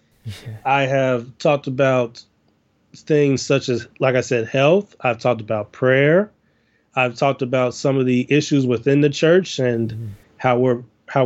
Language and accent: English; Chicago, Illinois, United States; I am I'm from Chicago. I have grown up in the inner city of the United States of Chicago, Illinois.